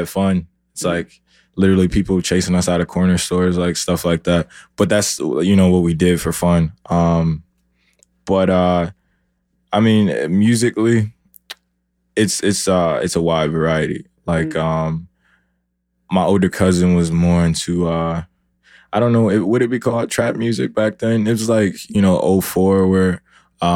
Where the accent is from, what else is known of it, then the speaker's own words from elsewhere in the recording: Milwaukee, Wisconsin, United States; moved away; also born or lived in Queens, New York; Then grew up in Milwaukee.